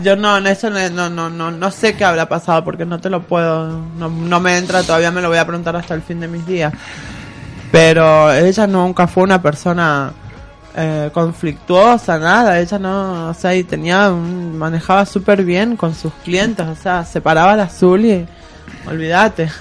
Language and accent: Spanish; San Juan, Argentina; now in Córdoba, Argentina; soy oriunda de San Juan